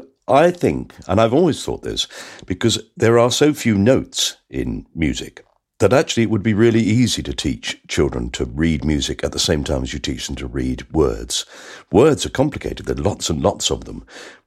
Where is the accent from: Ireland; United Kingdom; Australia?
United Kingdom; London; maybe it's because I'm a Londoner.